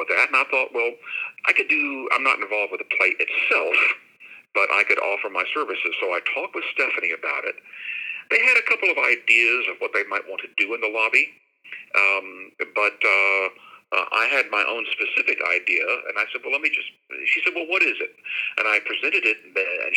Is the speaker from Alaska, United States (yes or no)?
no; Shreveport, Louisiana, United States; also born or lived in Dallas, Texas; now in Jacksonville, United States; my hometown of Shreveport, Louisiana